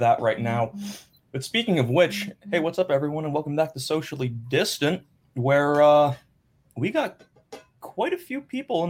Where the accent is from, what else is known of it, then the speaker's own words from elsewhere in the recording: Newtown, United States; We grew up in Newtown together.